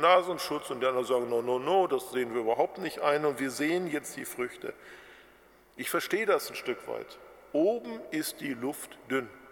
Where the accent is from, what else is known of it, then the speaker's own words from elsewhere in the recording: Germany; bei uns in Deutschland